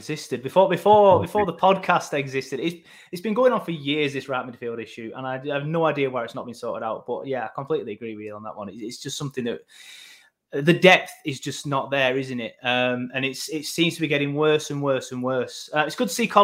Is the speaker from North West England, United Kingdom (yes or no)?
yes; Burnley, North West England, United Kingdom; we're from Burnley